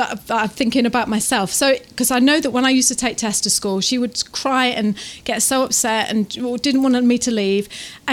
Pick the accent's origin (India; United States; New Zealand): New Zealand; Taranaki; we're from Taranaki, where it's like we are quite rural